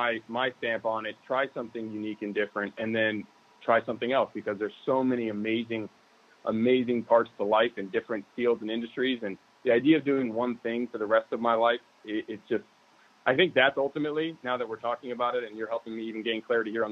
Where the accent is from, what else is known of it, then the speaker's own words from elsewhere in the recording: San Diego, California, United States; San Diego in Scripps Ranch.